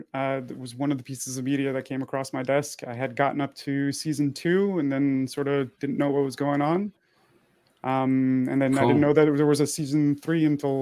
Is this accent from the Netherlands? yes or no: no; Montreal, Quebec, Canada; born there; also born or lived in United States; So I was born in Montreal. I lived in the United States from 89 to 2010.